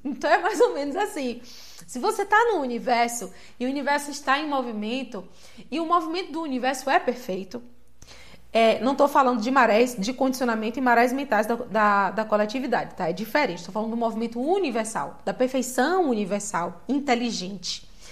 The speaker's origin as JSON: {"language": "Portuguese", "town": "Salvador", "region": "Bahia", "country": "Brazil", "tie": "born or raised there", "said": "Eu cresci em Salvador"}